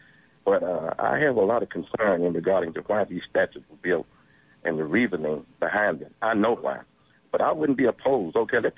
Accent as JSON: {"language": "English", "region": "Mississippi", "country": "United States", "tie": "born or raised there", "said": "particularly in the one in Mississippi. That's my hometown."}